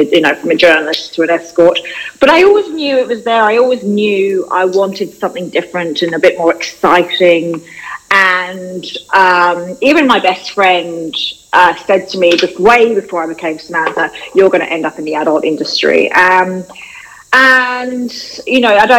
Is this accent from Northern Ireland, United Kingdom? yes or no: no; London, United Kingdom; moved away as an adult; now in Australia; I grew up in London, and I was a journalist in London, and I came to Australia 20 years ago